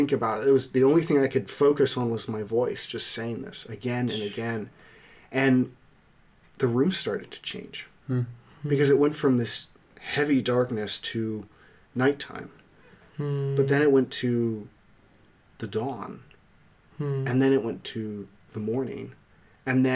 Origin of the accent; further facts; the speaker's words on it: Lititz, Pennsylvania, United States; I grew up in Lancaster, a little town called Lititz